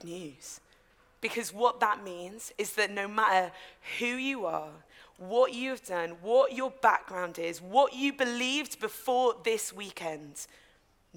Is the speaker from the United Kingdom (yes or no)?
yes; Newcastle upon Tyne, North East England, United Kingdom; accent: Geordie; I'm a Geordie, I say lads